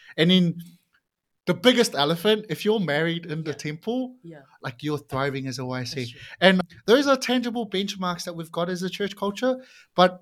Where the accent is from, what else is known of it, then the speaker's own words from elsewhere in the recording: Samoa; also born or lived in New Zealand; now in Auckland, New Zealand; I'm Samoan. I was born in Samoa. My family migrated over to New Zealand